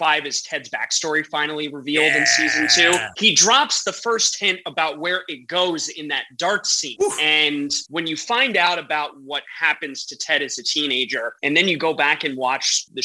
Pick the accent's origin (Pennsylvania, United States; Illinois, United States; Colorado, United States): Pennsylvania, United States; Philadelphia; moved away as an adult; now in Kansas City, United States; where I'm from originally. So Philadelphia, the Philadelphia area is where home is